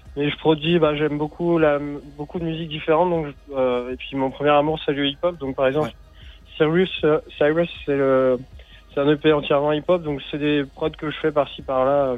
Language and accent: French; Morlaix, Brittany, France; Nord Finistère même, de là où j'ai grandi, vers Morlaix